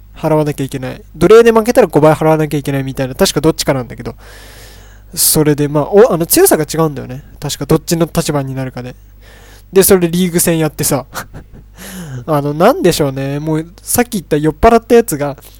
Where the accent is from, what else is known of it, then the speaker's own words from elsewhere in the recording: Tochigi, Japan; 僕栃木県なんですけど